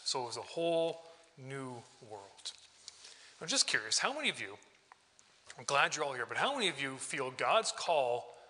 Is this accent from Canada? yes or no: yes; British Columbia, Canada; also born or lived in Calgary, Canada; I was born in Alberta, born in Calgary. My dad was a cowboy, so we were nomadic. We moved 14 times in 7 different years. And then when I was 8, we moved to southern British Columbia